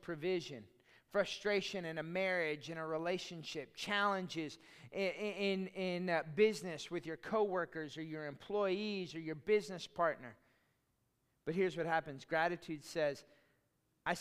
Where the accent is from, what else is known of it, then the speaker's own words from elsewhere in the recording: Austin, Texas, United States; I grew up in Austin